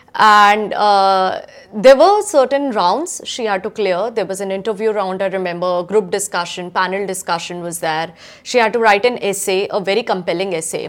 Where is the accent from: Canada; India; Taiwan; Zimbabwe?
India; Udaipur, Rajasthan; moved away as an adult; now in Adelaide, Australia; I come from Udaipur, Rajasthan, which is a small city in India.